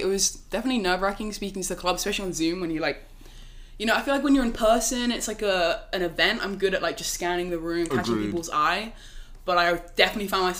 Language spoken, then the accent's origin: English; Oxford, South East England, United Kingdom; moved away as an adult; now in Princeton, United States; I'm from Oxford in England